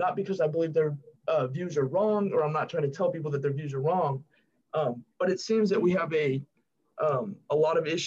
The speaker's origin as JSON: {"language": "English", "region": "California", "country": "United States", "moved": "as an adult", "lives_now": "Memphis, United States", "said": "my home state's California"}